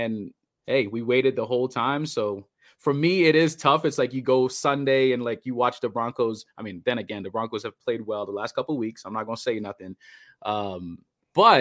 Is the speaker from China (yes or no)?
no; Trinidad & Tobago; moved away; also born or lived in Bahamas; I went to high school in the Bahamas, but I'm originally from Trinidad.